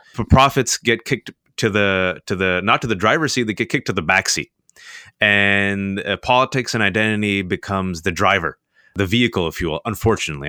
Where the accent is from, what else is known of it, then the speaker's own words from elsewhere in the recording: United States; I'm a practicing Muslim, born and raised in America